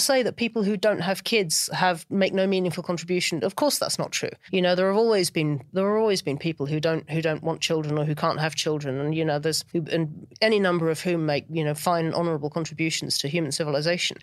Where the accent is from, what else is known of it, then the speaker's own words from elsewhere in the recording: United Kingdom; now in London, United Kingdom; as a Brit